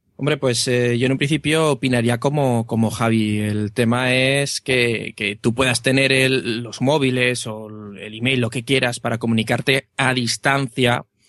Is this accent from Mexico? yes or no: no; Aragon, Spain; un pueblo cerrado de, de Aragón